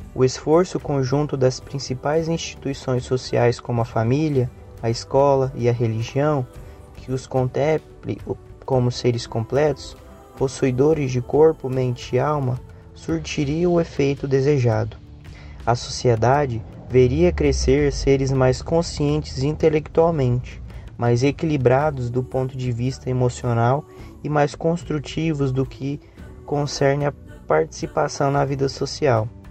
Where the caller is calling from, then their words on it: Goiânia, Goiás, Brazil; eu sou de Goiânia e falo do Centro Espírita Caridade e o Caminho